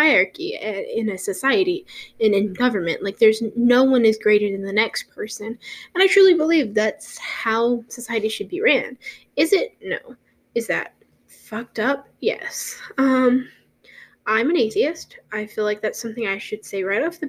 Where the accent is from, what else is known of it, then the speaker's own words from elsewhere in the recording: Texas, United States; I live in Texas. I'm a Texan.